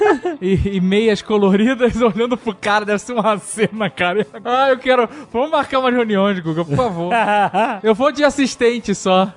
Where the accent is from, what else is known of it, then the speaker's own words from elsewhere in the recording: Brazil; eu era brasileira